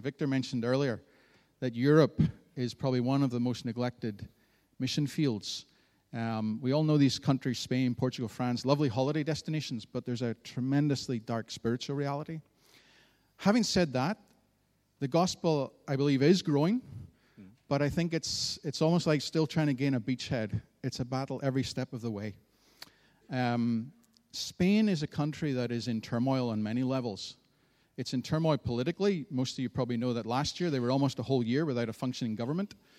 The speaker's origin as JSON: {"language": "English", "town": "Antrim", "region": "Northern Ireland", "country": "United Kingdom", "tie": "born or raised there", "said": "I grew up in the town of Antrim"}